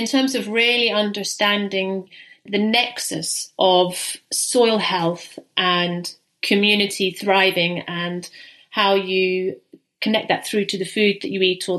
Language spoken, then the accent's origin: English; St Andrews, Scotland, United Kingdom; now in Netherlands; I live in the Netherlands, I'm from Scotland, I'm from the UK. Very appropriate that it's St Andrew's Day today, because I'm actually from St Andrew's